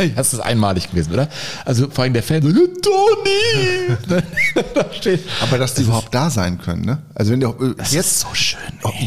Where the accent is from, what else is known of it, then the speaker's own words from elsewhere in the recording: Lower Saxony, Germany; für mich als Niedersachse